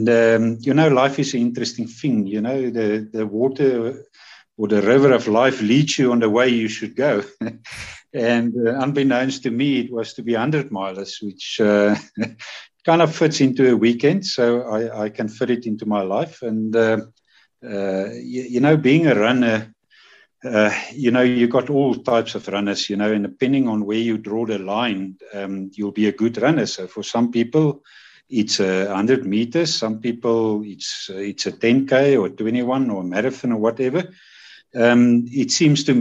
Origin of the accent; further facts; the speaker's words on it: Vryburg, North West, South Africa; also born or lived in Johannesburg, South Africa; now in Pretoria, South Africa; I was born in Freiburg in the Northern Cape, and so I grew up there in town and on the farms around there.